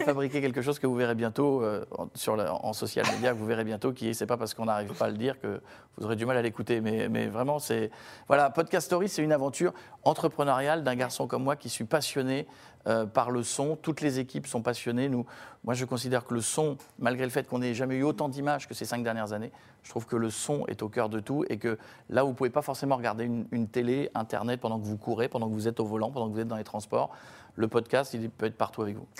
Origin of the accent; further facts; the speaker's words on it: Picardy, Hauts-de-France, France; moved away; qui habitent des petites villes, j'en faisais partie quand j'étais gamin en Picardie